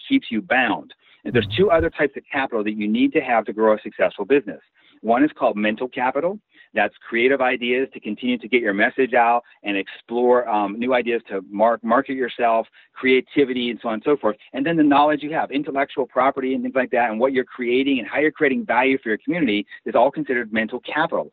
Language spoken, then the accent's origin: English; Pennsylvania, United States; also born or lived in Tulsa, Oklahoma; now in Morgantown, United States; I was raised in Pennsylvania